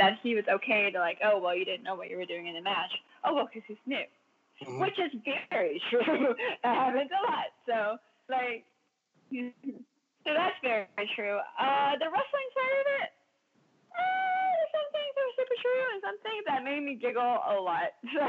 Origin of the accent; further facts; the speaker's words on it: Georgia, United States; No, man, we're from Georgia, we're from here, you know.